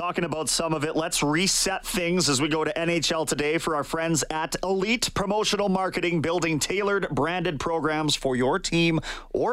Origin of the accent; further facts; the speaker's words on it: Canada; I'm a Canadian sports reporter